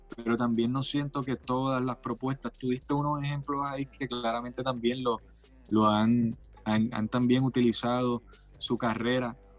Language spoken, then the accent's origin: Spanish; Puerto Rico; nosotros como puertorriqueños